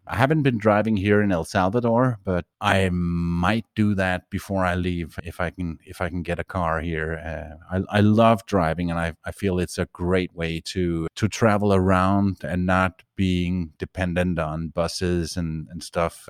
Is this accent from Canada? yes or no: no; Denmark; moved away as an adult; I'm a Danish citizen, so I grew up in Denmark